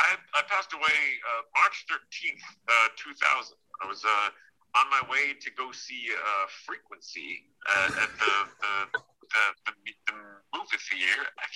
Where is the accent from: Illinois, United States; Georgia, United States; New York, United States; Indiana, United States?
Illinois, United States; Watseka; I grew up in Wapseka, Illinois.